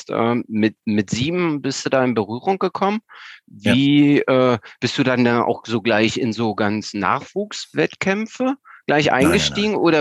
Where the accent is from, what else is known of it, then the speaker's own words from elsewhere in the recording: Central Germany, Germany; ich komme aus Mitteldeutschland, beziehungsweise äh, pende immer zwischen Sachsen-Anhalt und Niedersachsen.